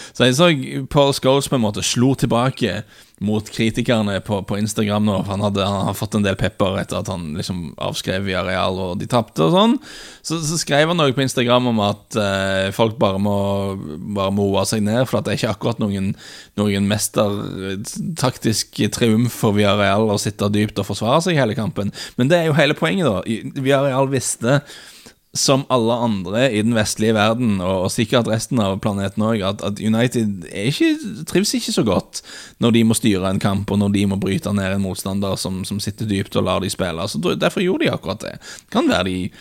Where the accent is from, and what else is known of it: Norway